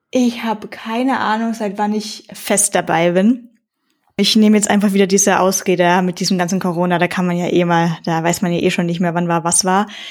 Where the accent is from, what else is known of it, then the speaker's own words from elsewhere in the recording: Tiefental, near Bayreuth, Upper Franconia, Bavaria, Germany; Ich komme aus dem Divadol